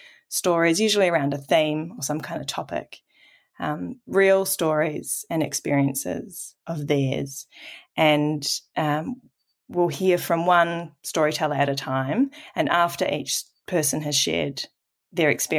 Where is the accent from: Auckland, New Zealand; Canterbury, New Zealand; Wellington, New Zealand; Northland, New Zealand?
Auckland, New Zealand; I'm a first-generation New Zealander, and I grew up in Tamaki Makaurau, Auckland